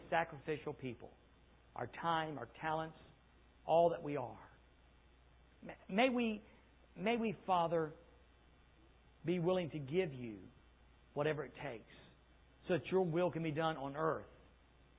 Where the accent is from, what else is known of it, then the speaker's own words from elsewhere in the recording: United States; the curse of being an American.